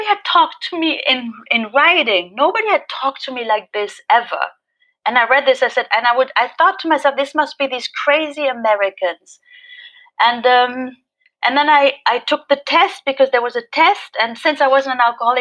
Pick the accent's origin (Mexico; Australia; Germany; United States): Germany; Berlin; English is a second language; also born or lived in Paris; I'm an alcoholic from Berlin, Germany